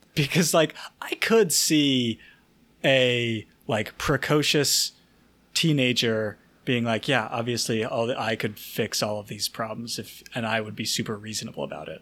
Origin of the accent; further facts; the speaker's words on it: the South, United States; I'm from the South.